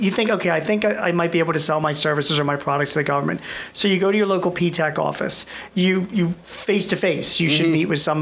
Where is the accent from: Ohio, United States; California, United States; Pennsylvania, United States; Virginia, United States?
Pennsylvania, United States; Philadelphia; where I'm from Philadelphia